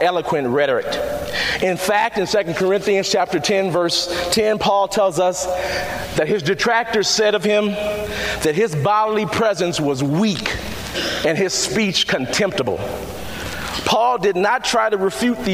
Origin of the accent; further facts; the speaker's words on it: Chicago, Illinois, United States; I come from Chicago on the west side of town, and I was raised a Catholic.